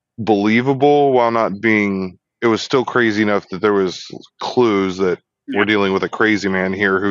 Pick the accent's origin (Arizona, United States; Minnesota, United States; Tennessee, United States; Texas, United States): Texas, United States; So I grew up not far from where we said it in Texas.